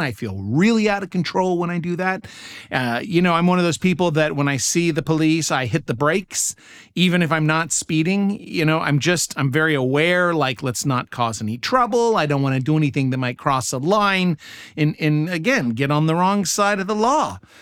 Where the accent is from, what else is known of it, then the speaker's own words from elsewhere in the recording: United States; I'm an American